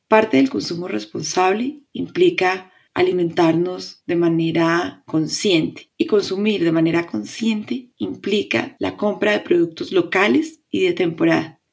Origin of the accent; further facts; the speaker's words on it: Colombia; Mi país, Colombia